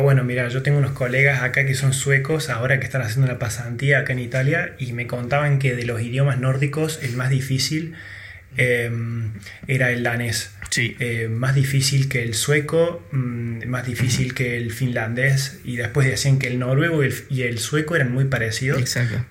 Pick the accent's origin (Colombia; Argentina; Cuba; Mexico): Argentina; que tuvimos nosotros en Argentina